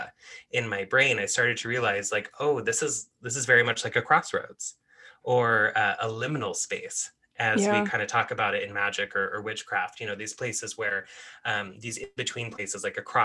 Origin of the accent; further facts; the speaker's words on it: Oregon, United States; growing up in, especially a place like Oregon